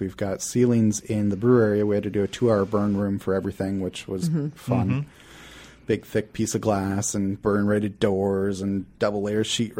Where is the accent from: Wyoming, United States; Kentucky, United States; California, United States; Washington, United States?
Washington, United States; Kirkland; now in Renton, United States; I made Renton my home. I grew up in Kirkland, and I really felt at home in Renton.